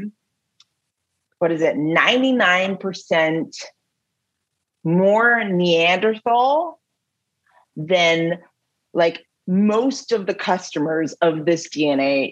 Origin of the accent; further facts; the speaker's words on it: Milton, Ontario, Canada; I grew up in Halton, like in Milton, small town